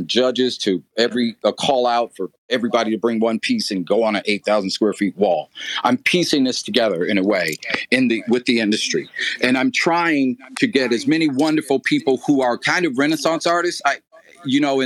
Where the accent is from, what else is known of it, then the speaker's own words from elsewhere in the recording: Flint, Michigan, United States; I'm from Flint, Michigan